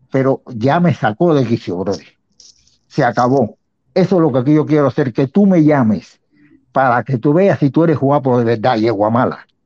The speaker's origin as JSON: {"language": "Spanish", "country": "Cuba", "said": "los que fusilaron, los que han matado, todos somos cubanos. Y le dije, yo estoy en contra del embargo"}